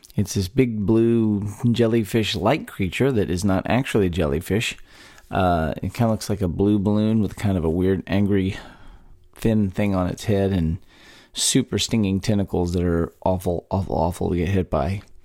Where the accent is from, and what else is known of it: Texas, United States; born or raised there